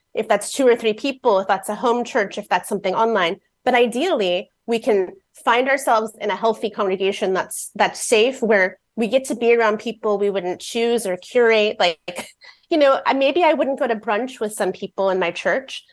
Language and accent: English; Fort Wayne, Indiana, United States; born or raised there; now in Seattle, United States